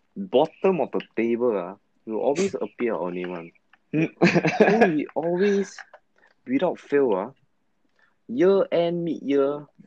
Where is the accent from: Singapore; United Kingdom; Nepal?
Singapore; I'm from Fengshan Primary.